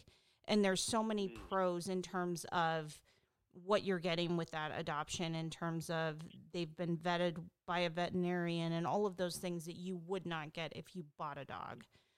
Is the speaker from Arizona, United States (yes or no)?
no; Seattle, Washington, United States; now in Los Angeles, United States; So I'm originally from Seattle, but I live in L.A. now.